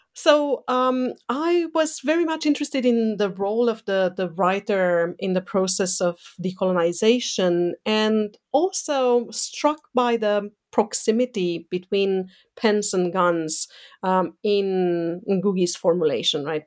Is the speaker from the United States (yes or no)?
no; Romania; moved away; growing up in Eastern Europe, um, under a communist dictatorship, mm, so under Ceausescu's